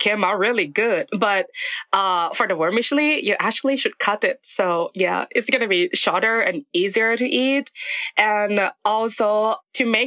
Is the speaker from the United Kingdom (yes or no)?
no; Thailand; moved away as an adult; now in Japan; born and raised in Thailand, and currently I'm studying in Japan for my doctoral degree